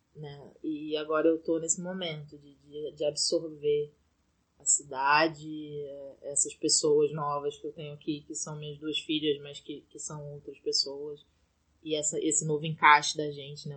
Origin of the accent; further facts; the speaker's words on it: Brazil; moved away as an adult; eu tô num apartamento que é o apartamento onde eu cresci, que agora é casa do meu irmão